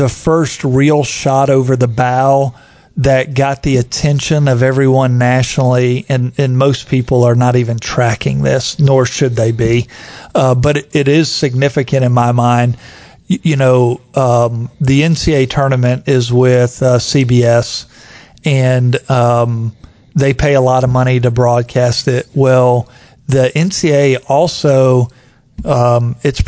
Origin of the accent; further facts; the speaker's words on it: Lakeland, Florida, United States; moved away; Lakeland, Florida, mm-hmm. my hometown.